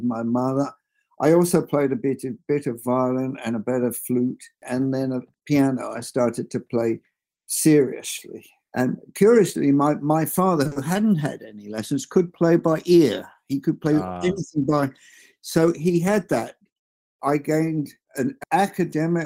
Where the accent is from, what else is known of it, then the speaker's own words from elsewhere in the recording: London, United Kingdom; also born or lived in Cuffley, Hertfordshire; I was born in London, in North London, place called Enfield, North London